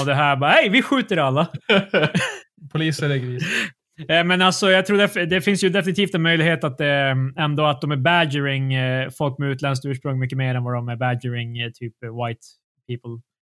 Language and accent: Swedish; Sweden